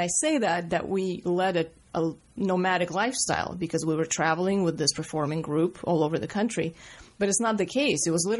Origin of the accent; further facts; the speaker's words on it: Riga, Latvia; born there; I was born in Riga, Latvia, in the former Soviet Union. And I was born into a family of performers, basically a stage family.